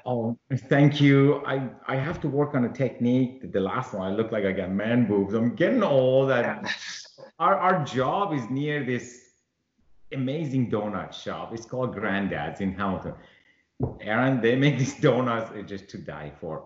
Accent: Iran; moved away; I was born in Iran

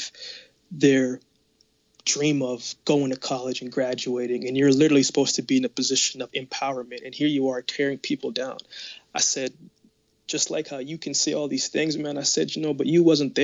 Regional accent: Jamaica; now in Canada; I was born in Jamaica. No, but I live in Canada.

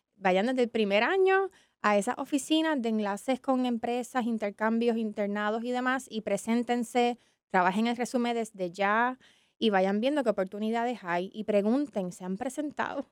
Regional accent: San Juan, Puerto Rico; yo me crié en San Juan, mi familia es de Barranquitas

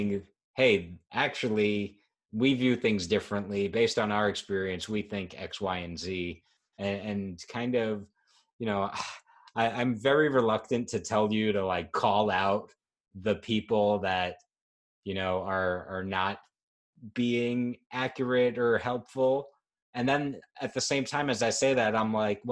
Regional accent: New York, United States; as a New Yorker

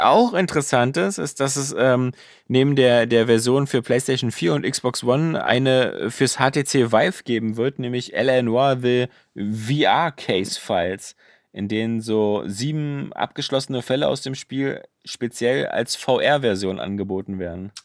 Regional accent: Germany; als Deutscher

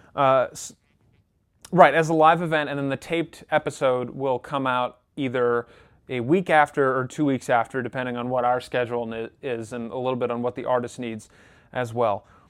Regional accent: Rochester, New York, United States; I'm actually from Rochester, New York

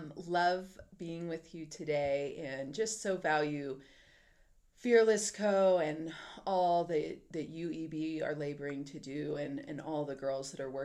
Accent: Texas, United States; moved away as an adult; now in Colorado, United States; I live in Colorado. I'm originally from Texas. So, you know how Texans are. It'll always be home.

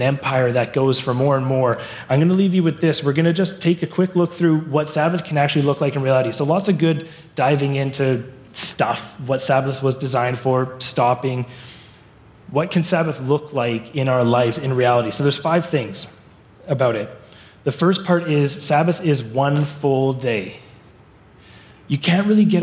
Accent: Surrey, British Columbia, Canada; moved away as an adult; now in Abbotsford, Canada; I grew up in Surrey

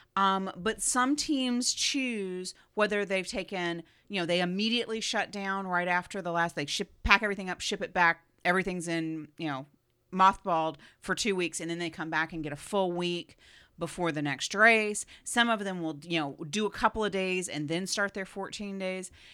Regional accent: United States; Being American

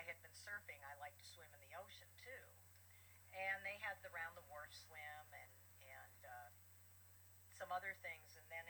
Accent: Southern California, United States; I grew up in Southern California.

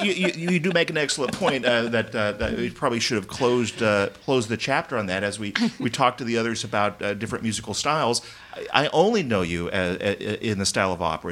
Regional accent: Texas, United States; moved away; I grew up in Texas

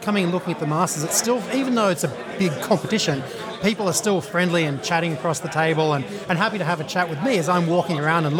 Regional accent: Australia; moved away as an adult; now in United States; From Australia originally. Came over here 7 years ago.

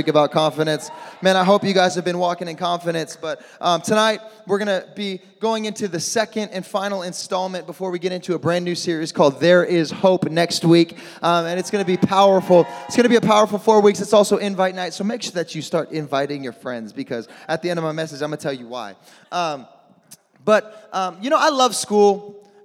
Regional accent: Midwest, United States; moved away; I'm from the Midwest. I'm used to blizzards and snowstorms and all

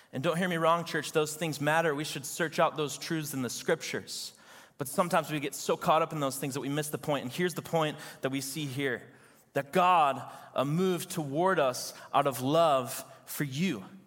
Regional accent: Chicago, Illinois, United States; I'm from Chicago

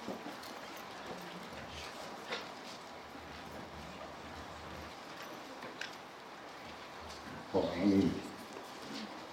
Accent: Wyoming, United States; accent: a little bit of a Minnesotan accent; also born or lived in San Diego, California; now in Minnesota, United States; I'm originally from San Diego, grew up in Wyoming. I have a little bit of a Minnesotan accent

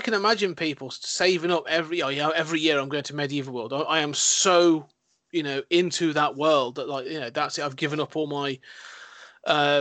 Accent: United Kingdom; my British conservatism, my British repression

